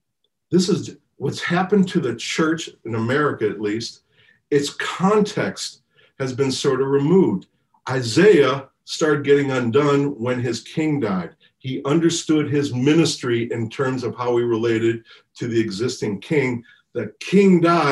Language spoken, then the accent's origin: English; United States; I'm just being American